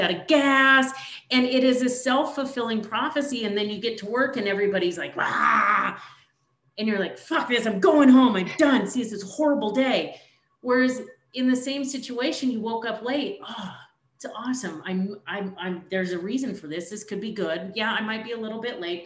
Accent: Oregon, United States; moved away; You're going to head to my hometown. You're going to Oregon

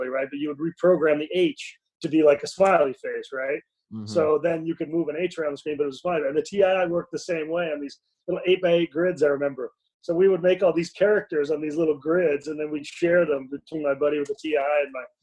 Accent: Tulsa, Oklahoma, United States; also born or lived in Peoria, Illinois / Kirkwood, Missouri; moved to Tulsa, where I did most of my growing up

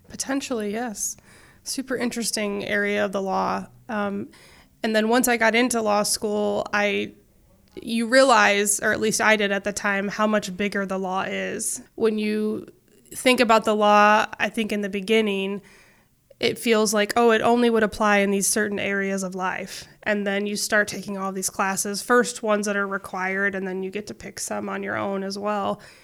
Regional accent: Council Bluffs, Iowa, United States; I grew up in Council Bluffs

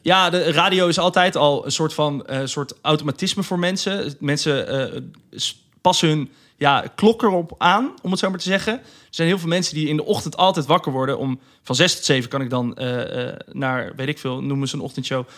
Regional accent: Rotterdam, South Holland, Netherlands; ik kom uit Rotterdam

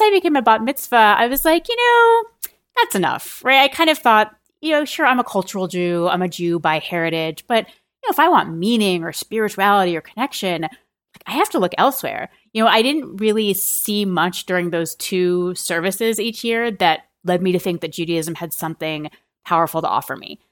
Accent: a suburb of Boston, Massachusetts, United States; I grew up in a, in a suburb of Boston

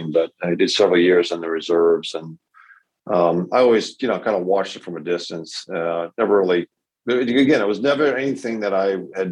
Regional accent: Massachusetts, United States; Born and raised in Massachusetts, lived there all my life

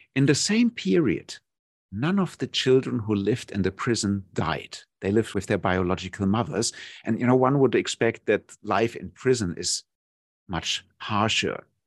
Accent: Germany; moved away as an adult; now in Thailand; my home country, Germany.

